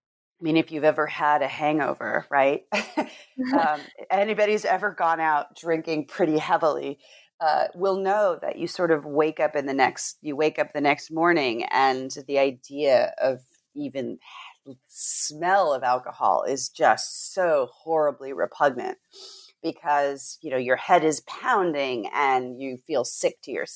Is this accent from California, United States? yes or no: yes; California, United States; she was raised in Eastern Germany and I was raised in Southern California.